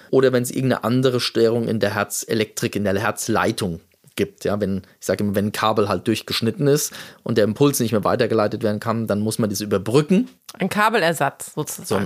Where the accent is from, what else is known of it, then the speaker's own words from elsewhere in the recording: Munich, Bavaria, Germany; now in Essen, Germany; ich bin ja aus München nach Essen gekommen